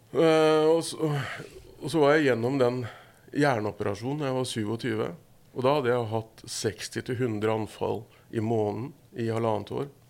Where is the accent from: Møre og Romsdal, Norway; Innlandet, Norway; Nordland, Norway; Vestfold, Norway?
Vestfold, Norway; Horten; Jeg er fra Horten